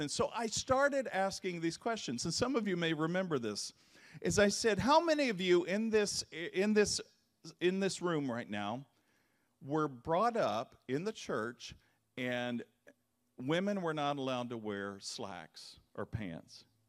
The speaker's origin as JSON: {"language": "English", "region": "Kentucky", "country": "United States", "tie": "born or raised there", "said": "I grew up in the Bible Belt, and Kentucky"}